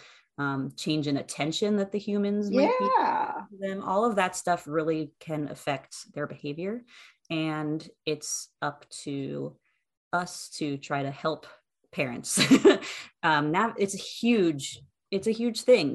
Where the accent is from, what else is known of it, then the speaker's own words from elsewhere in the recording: right outside DC, Maryland, United States; I grew up in Maryland, right outside DC.